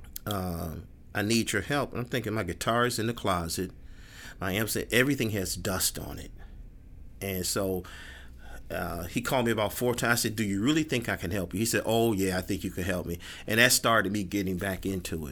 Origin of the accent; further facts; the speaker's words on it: Chicago, Illinois, United States; I grew up in Englewood